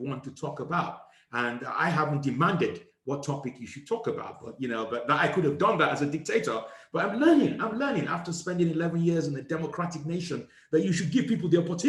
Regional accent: Nigeria; I was from a country called Nigeria

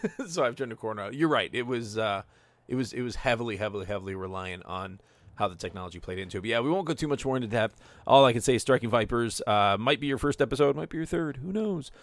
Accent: United States; I'm from the States

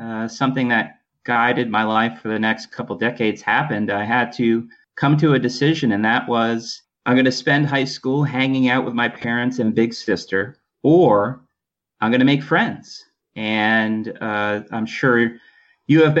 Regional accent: Poughkeepsie, New York, United States; also born or lived in Adirondack Mountains, New York; I grew up in Poughkeepsie, New York

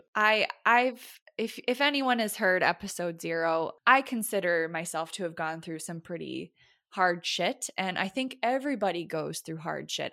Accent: United States; as an American

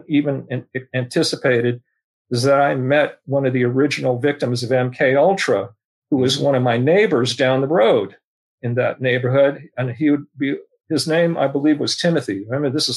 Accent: San Francisco, California, United States; I was born here in San Francisco, one of the rare natives.

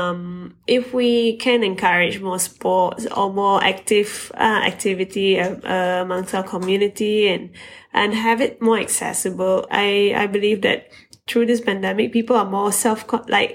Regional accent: Malaysia; being a Malaysian carrying the flag for the country

